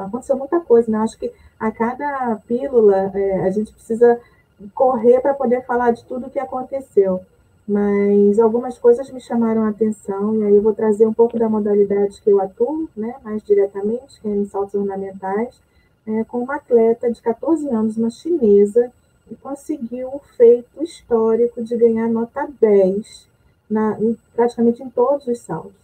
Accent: Rio de Janeiro, Brazil; sou do Rio de Janeiro

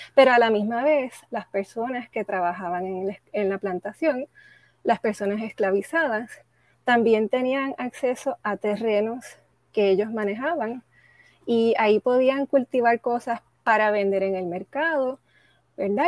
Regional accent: San Juan, Puerto Rico; also born or lived in United States / Panama; yo nací en San Juan. Mis padres vinieron a Puerto Rico de otros países, pero aquí he vivido la mayoría de mi vida

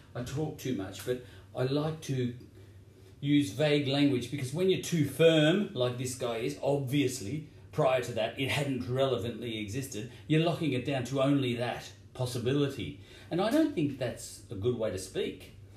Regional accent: Victoria, Australia; I'm from Victoria

